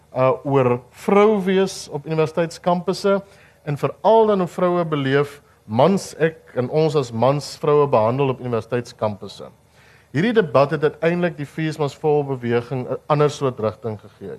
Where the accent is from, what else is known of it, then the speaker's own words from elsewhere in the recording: Upington, Northern Cape, South Africa; Ek kom uit Appington uit